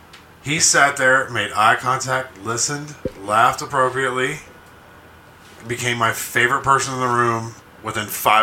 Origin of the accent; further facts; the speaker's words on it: Alabama, United States; because we grew up in Alabama.